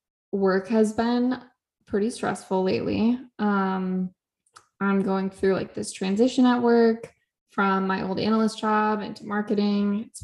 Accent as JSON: {"language": "English", "region": "Michigan", "country": "United States", "tie": "born or raised there", "moved": "as an adult", "lives_now": "New York, United States", "said": "We're about to go back to Michigan, which I'm excited about. I'm excited to go home and see my family for a little bit."}